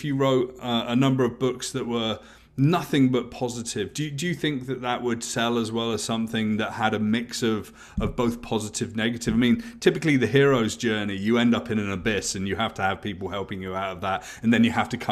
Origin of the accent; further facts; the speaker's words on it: near Stonehenge, South West England, United Kingdom; I grew up in England where there's lots of things like that. You know, I grew up very close to Stonehenge